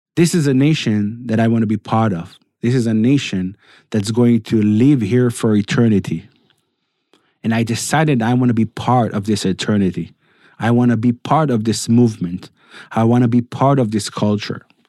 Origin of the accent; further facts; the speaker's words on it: Netanya, Central District, Israel; I was raised in Netanya, not in Samaria